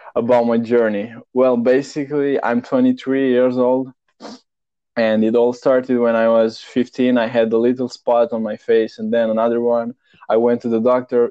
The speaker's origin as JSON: {"language": "English", "country": "Romania", "moved": "yes", "lives_now": "Netherlands", "said": "originally, I'm from Romania, Eastern Europe, but I live in Netherlands"}